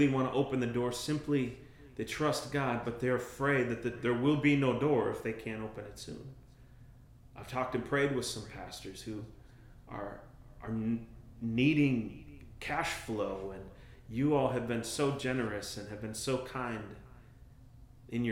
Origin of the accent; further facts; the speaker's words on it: Minneapolis, Minnesota, United States; I grew up in North Minneapolis